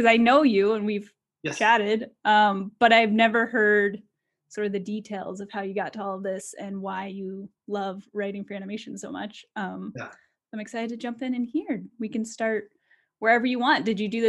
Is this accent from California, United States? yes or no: no; Norman, Oklahoma, United States; born or raised there